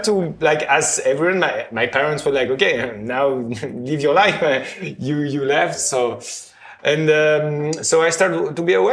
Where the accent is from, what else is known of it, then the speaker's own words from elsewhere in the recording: Brittany, France; English is a second language; also born or lived in China; now in Paris, France; I'm from Brittany